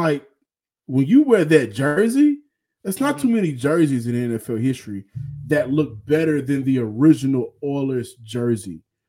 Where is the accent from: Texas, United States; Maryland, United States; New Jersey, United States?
Texas, United States; Houston; It's because I'm from Houston, and so are the history and everything that comes with these colors from Houston.